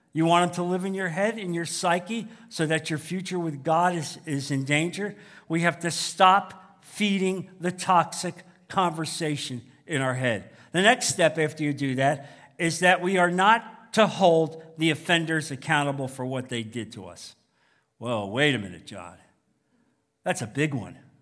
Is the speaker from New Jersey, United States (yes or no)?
yes; New Jersey, United States; now in Naples, United States; growing up in New Jersey